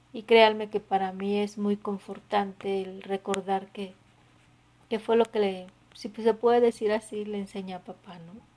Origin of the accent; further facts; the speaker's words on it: Mexico; los que somos mexicanos